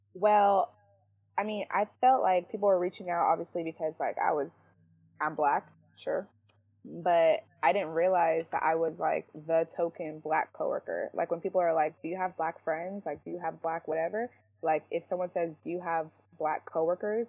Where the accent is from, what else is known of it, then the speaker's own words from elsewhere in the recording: San Jose, California, United States; I grew up here in San Jose